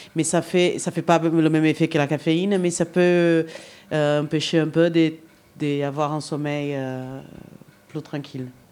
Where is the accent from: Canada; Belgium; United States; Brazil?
Brazil; French is a second language; now in France; Je suis brésilienne